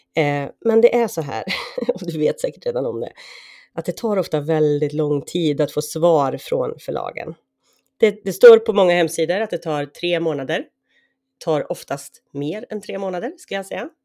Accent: Sweden; där jag är uppvuxen och numera återlever mitt liv

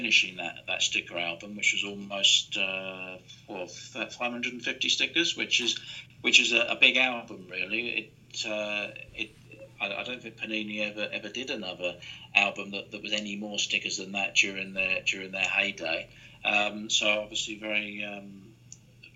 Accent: London, United Kingdom; I grew up in East London

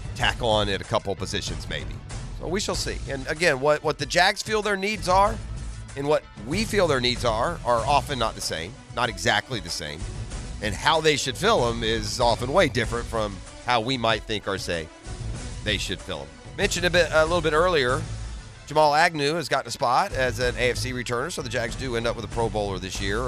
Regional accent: Atlanta, Georgia, United States; I was born in Atlanta

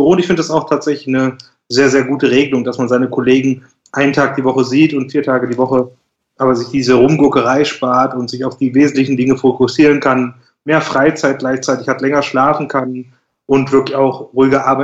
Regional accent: Schwelm, North Rhine-Westphalia, Germany; äh, 29 Jahre alt, komme auch aus dem kleinen, beschaulichen Schwelm ursprünglich wie Tom, lebe mittlerweile in der Nachbarstadt

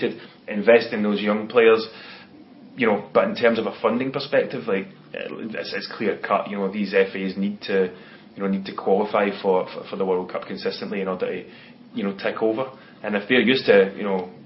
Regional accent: Scotland, United Kingdom; as a Scotsman

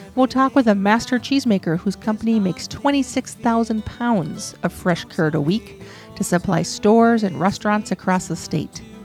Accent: Wisconsin, United States; growing up in Wisconsin, my parents would buy the cheese curds

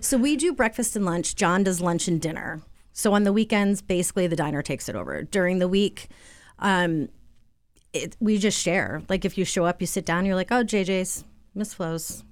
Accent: Southwick, Massachusetts, United States; moved away as an adult; also born or lived in Vermont / Florence, Massachusetts; now in Springfield, United States; I grew up in Southwick, Mass

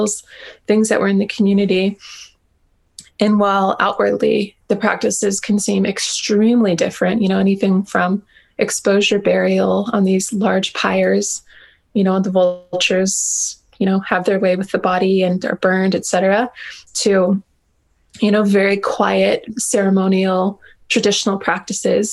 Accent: Hawaii, United States; I've kind of come to this sort of like modern happy medium with myself as a Hawaiian

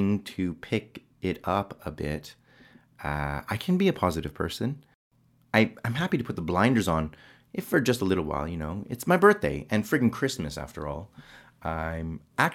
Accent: Canada; also born or lived in England; now in United Kingdom; being Canadian

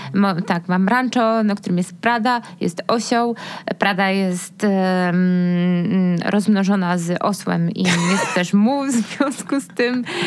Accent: Silesian Voivodeship, Poland; now in Kraków, Poland

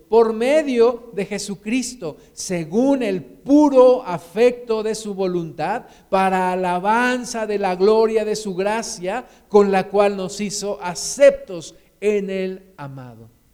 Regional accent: Mexico

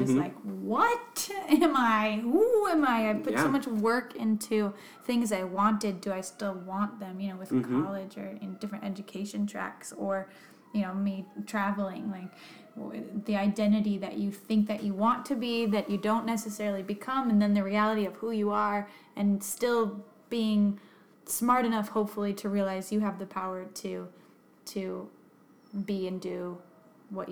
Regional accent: United States; Being American

